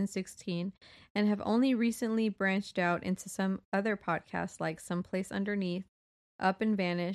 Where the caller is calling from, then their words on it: Sydney, New South Wales, Australia; I'm a listener from Sydney.